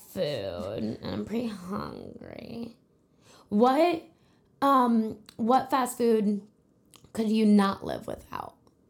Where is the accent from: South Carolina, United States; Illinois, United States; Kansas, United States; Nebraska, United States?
Nebraska, United States; Omaha; I'm gonna live in Omaha. I'm moving. I've lived about an hour away from work for 2 years, and I'm now moving to back to my hometown